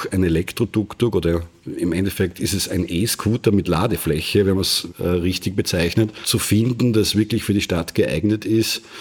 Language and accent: German; Graz, Styria, Austria; im Umfeld von Graz oder in der Umgebung von Graz aufgewachsen